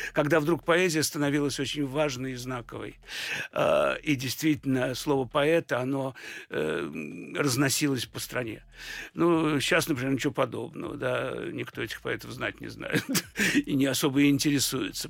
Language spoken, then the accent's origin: Russian; Saint Petersburg, Russia; я родился в Ленинграде